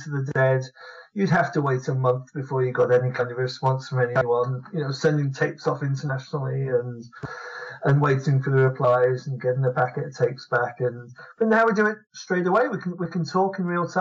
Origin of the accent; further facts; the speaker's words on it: London, United Kingdom; I grew up in London, and I lived in London for most of my life.